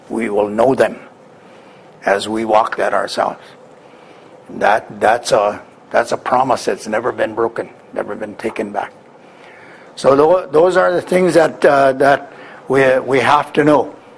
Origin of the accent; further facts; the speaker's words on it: Wisconsin, United States; I come from Wisconsin.